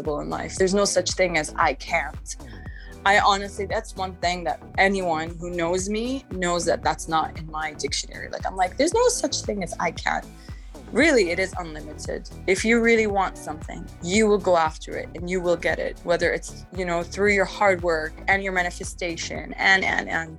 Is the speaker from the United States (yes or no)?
no; Canada; moved away as an adult; also born or lived in Palestine (ancestry); now in Dubai, United Arab Emirates; I'm of Palestinian origin. I grew up in Canada with four siblings in the family